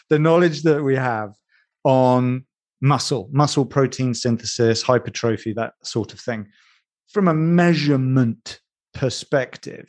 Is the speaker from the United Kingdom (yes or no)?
yes; Edinburgh, Scotland, United Kingdom; Edinburgh is my hometown.